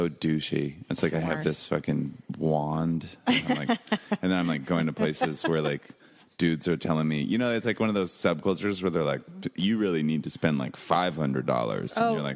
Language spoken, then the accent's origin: English; Seattle, Washington, United States; also born or lived in New York / Lake Tahoe; now in Los Angeles, United States; I'm from Seattle, Washington